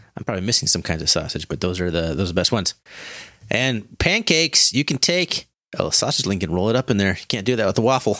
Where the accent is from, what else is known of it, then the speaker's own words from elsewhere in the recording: Montana, United States; We're from Montana. You had to drive two hours to get anywhere